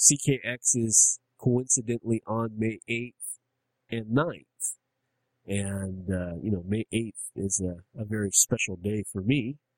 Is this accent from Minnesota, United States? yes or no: no; Bronx, New York, United States; I'm from the Bronx. You don't even want to fuck with me right now.